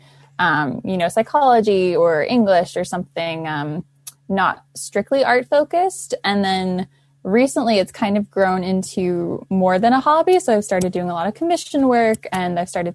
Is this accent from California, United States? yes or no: no; Central Maryland, United States; I'm 20 years old and I grew up in Central Maryland with my mom and my dad